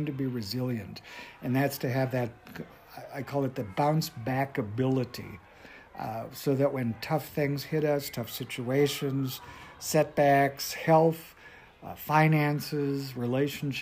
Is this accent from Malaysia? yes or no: no; North Dakota, United States; I grew up in North Dakota on a farm.